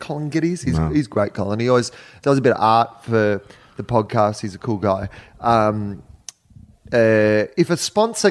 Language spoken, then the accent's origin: English; Australia; moved away; I'm from Australia